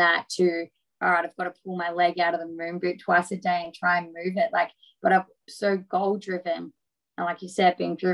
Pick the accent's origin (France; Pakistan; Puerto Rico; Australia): Australia; Geelong, Victoria; my hometown